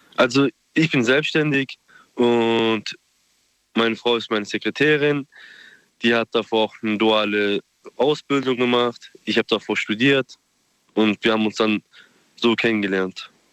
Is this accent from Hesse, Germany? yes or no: no; Gosbach, Baden-Württemberg, Germany; ich komme aus Gosbach.